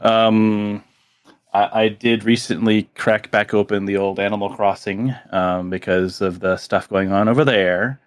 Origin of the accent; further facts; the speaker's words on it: South Miami, Florida, United States; I grew up in South Miami